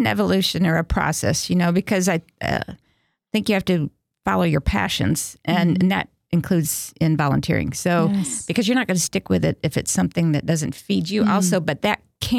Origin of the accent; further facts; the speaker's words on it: Wisconsin, United States; my mom opened the first pregnancy help center in my hometown. Okay. And she was also one of the founders of Wisconsin Right to Life.